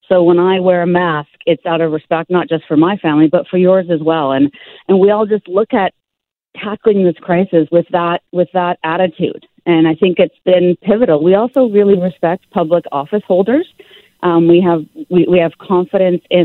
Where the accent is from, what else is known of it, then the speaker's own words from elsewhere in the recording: Canada; how lucky we are to be Canadian